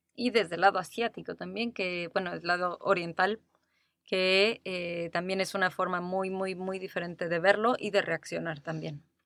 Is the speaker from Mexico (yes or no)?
yes; Mexico City, Mexico; moved away as an adult; also born or lived in Playa del Carmen; también soy de la Ciudad de México